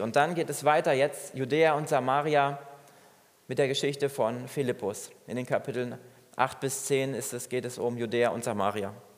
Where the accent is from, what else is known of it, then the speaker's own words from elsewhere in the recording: Germany; Bei uns in Deutschland